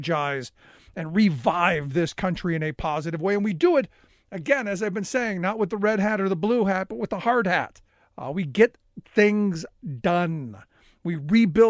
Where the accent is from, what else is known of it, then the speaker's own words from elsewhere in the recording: Cleveland, Ohio, United States; growing up in Cleveland, I watched deindustrialization happen.